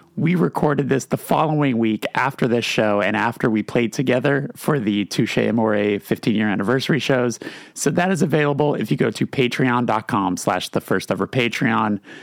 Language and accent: English; California, United States; I'm from California